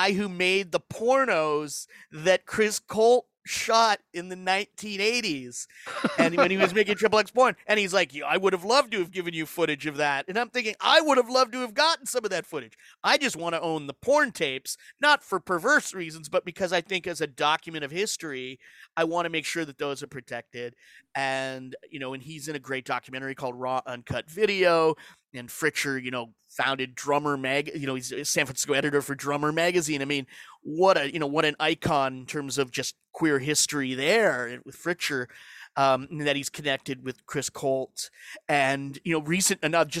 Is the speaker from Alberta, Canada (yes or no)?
yes; Alberta, Canada; growing up in Alberta